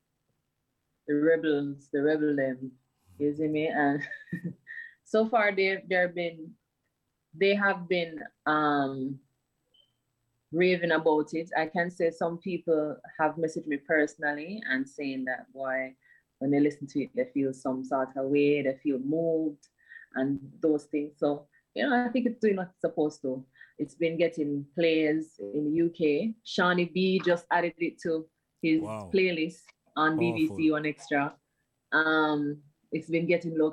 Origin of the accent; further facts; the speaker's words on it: Bull Bay, Saint Andrew, Jamaica; growing up in Bull Bay, I feel like growing up in Bull Bay was fun.